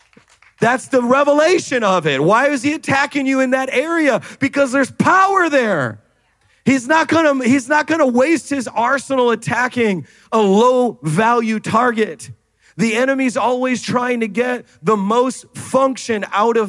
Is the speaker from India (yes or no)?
no; Jamaica; I'm Jamaican